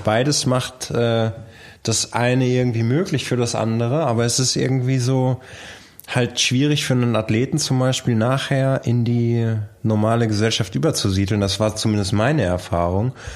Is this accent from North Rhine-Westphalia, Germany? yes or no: yes; Bielefeld, North Rhine-Westphalia, Germany; bei uns in Bielefeld